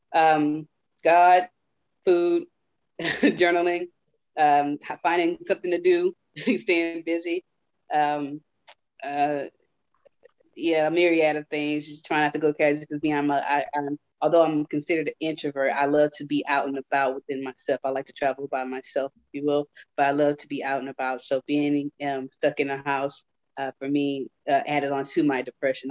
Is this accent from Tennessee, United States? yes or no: no; Houston, Texas, United States; I grew up in Houston